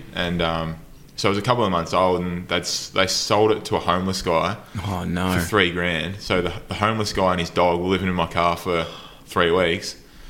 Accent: Geelong, Victoria, Australia; moved away; I'm from Geelong originally

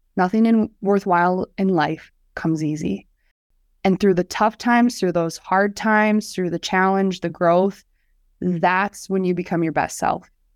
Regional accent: Hartford, South Dakota, United States; I grew up right outside of Sioux Falls in Hartford, South Dakota.

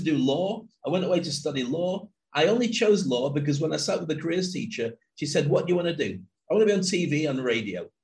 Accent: Scotland, United Kingdom; I grew up in Scotland

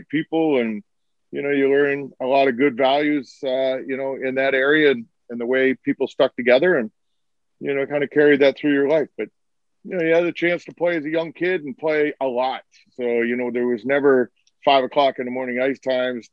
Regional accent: Ontario, Canada; moved away as an adult; now in Buffalo, United States; I came from a small town, 1,200 person town, farm town in Ontario

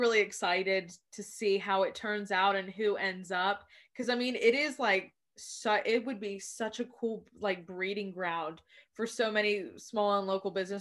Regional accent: Wilmington, North Carolina, United States; now in Raleigh, United States; I grew up in Wilmington.

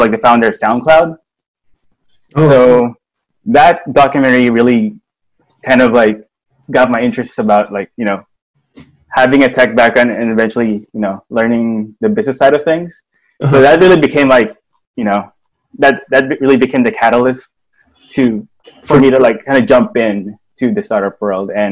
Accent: Philippines; moved away as an adult; now in Silicon Valley, United States; I'm from the Philippines.

